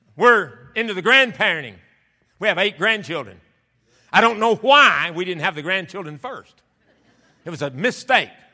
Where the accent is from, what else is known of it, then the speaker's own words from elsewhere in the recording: the South, United States; moved away as an adult; also born or lived in Roanoke, Indiana / Kentucky; I was raised in the South where you actually had spring